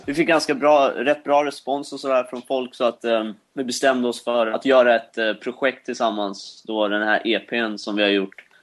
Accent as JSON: {"language": "Swedish", "country": "Sweden", "said": "vi är från Sweden."}